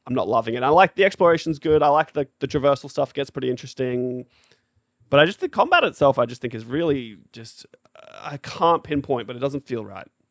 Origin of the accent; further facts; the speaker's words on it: Australia; 'cause we're Australian